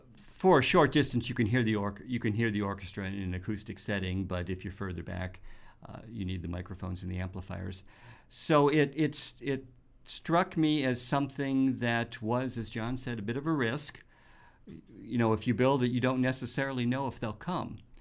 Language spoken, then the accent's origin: English; Detroit, Michigan, United States; now in Grand Rapids, United States; I'm from the Detroit area, and I'm familiar with the Detroit Symphony at Meadowbrook.